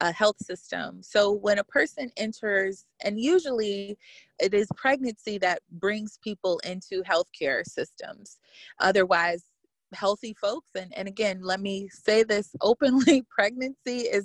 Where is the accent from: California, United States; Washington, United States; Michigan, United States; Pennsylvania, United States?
Michigan, United States; Detroit; I am a Black woman born and raised in Detroit